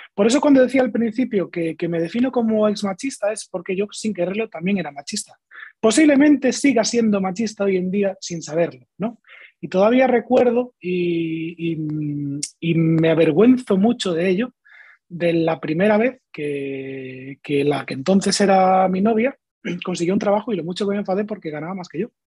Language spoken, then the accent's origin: Spanish; Galicia, Spain; yo que soy gallego